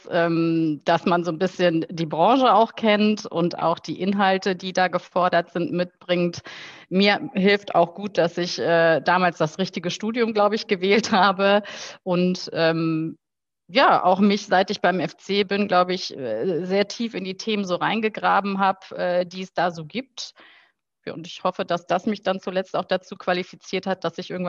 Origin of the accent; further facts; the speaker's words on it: Heinsberg, North Rhine-Westphalia, Germany; Äh, ich bin in der Tat in Heinsberg äh, aufgewachsen, bin dort äh, zur Schule gegangen und habe mich da nach der Schule auch für eine Ausbildung entschieden.